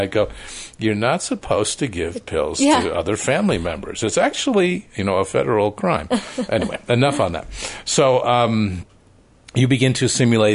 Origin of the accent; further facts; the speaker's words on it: Connecticut, United States; now in Utah, United States; where I grew up in Connecticut, New England